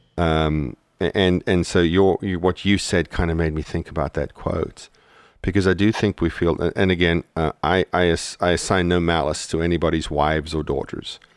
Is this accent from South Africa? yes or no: yes; South Africa; moved away; when we went to South Africa a couple of years into our marriage, um, you know, we landed in my hometown